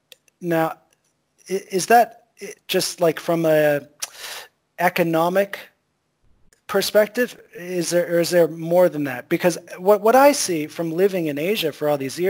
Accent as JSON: {"language": "English", "country": "United States", "also_born_or_lived": "Thailand / Vietnam", "moved": "as an adult", "lives_now": "China", "said": "my home country of America"}